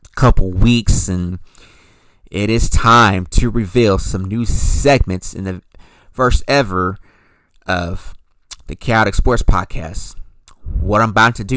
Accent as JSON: {"language": "English", "town": "Princeton", "region": "Indiana", "country": "United States", "tie": "born or raised there", "moved": "yes", "lives_now": "Las Vegas, United States", "said": "as a Princeton native"}